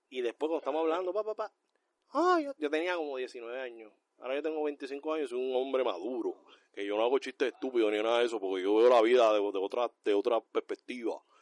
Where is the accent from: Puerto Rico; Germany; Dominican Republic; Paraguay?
Puerto Rico; Bayamón; Ángel y yo somos de Bayamón, nosotros nos gusta la pelea. y el vacilo.